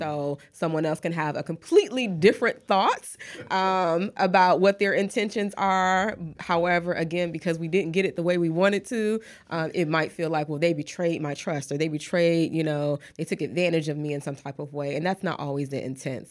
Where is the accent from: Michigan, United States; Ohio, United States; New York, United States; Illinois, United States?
Michigan, United States; Detroit; moved away as an adult; also born or lived in Atlanta, Georgia / Texas; now in Houston, United States; I am originally from Detroit, Michigan. So, um, that's where I was born and raised